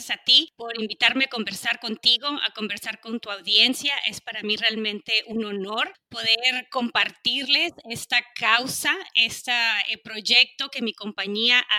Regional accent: Mexico; soy mexicana, soy crecida en México, no soy ajena a lo que sucede en mi país

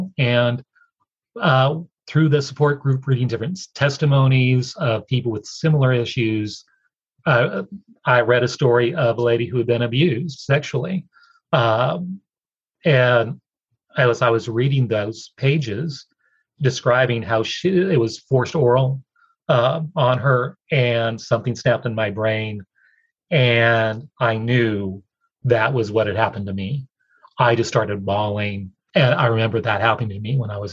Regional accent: Oregon, United States; moved away as an adult; also born or lived in Washington, D.C. / Eastern North Carolina; After college, I moved from Oregon, where I grew up, to the D.C. area, Washington, D.C.

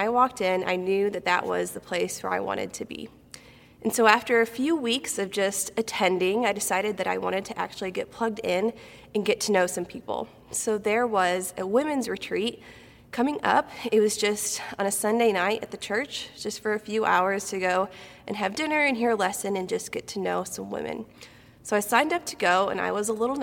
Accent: Galesburg, Illinois, United States; moved away as an adult; also born or lived in Kentucky; I was born and raised in Central Illinois over in Galesburg

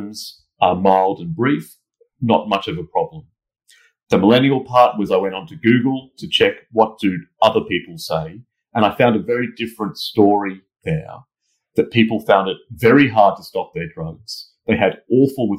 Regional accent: Australia; moved away as an adult; now in London, United Kingdom; I'm originally from Australia, as you can tell from my accent

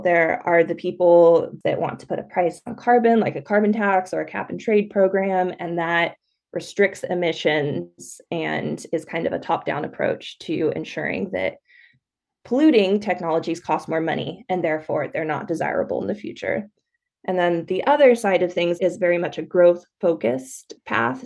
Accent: California, United States; moved away as an adult; also born or lived in Oregon; I grew up in California

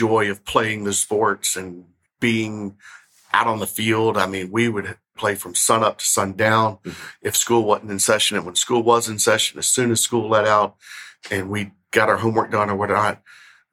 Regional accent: Memphis, Tennessee, United States; I'm from Memphis. I grew up here in Memphis

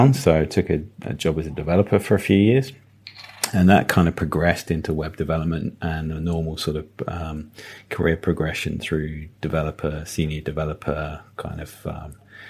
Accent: Devon, South West England, United Kingdom; moved away; also born or lived in Plymouth / Midlands; I'm a bit of a country boy. I grew up in Devon.

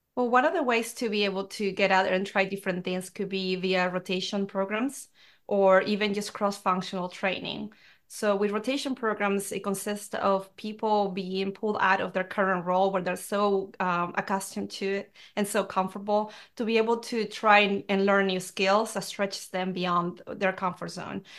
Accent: Peru; now in United States; I grew up in Peru, and it's a very traditional, um, country

